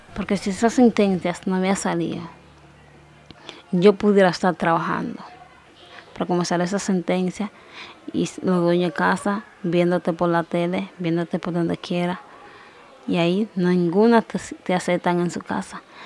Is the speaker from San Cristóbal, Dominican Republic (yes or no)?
no; Yamasa, Monte Plata, Dominican Republic; soy dominicana, porque nací aquí